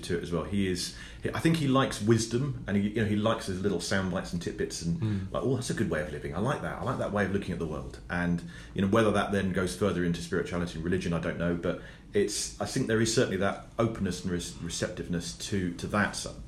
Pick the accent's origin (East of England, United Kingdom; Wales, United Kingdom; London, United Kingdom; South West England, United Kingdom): South West England, United Kingdom; Cornwall; being Cornish